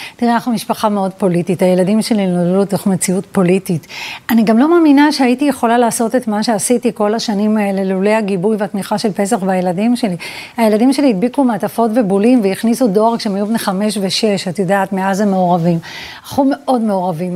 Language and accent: Hebrew; Petah Tikva, Central District, Israel; also born or lived in Vilnius / Givat Shmuel; ואז עברנו לפתח תקווה, אה, לשכונת ילדותי